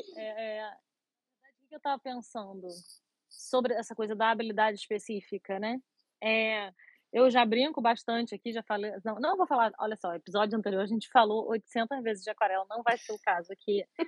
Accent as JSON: {"language": "Portuguese", "region": "Rio de Janeiro", "country": "Brazil", "moved": "yes", "said": "Eu moro, moro morava no Rio, minha, sou carioca"}